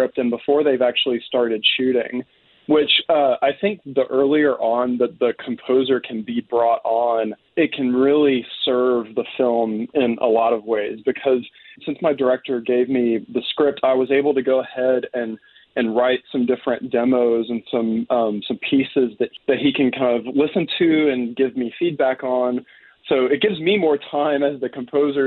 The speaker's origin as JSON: {"language": "English", "town": "Decatur", "region": "Alabama", "country": "United States", "tie": "born or raised there", "also_born_or_lived": "Mississippi / Indiana", "moved": "as an adult", "lives_now": "Bloomington, United States", "said": "I'm from Decatur, Alabama. It's in northern Alabama near Huntsville."}